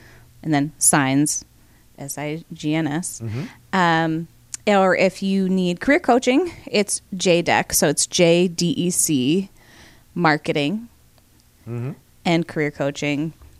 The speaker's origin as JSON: {"language": "English", "town": "Syracuse", "region": "New York", "country": "United States", "lives_now": "Rochester, United States", "said": "I'm from Syracuse, okay. but I've not lived there since I was 17"}